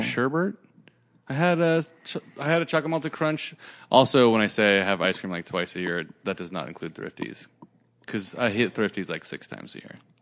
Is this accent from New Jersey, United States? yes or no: no; Santa Cruz, California, United States; I grew up in Santa Cruz, which is an hour south of San Francisco.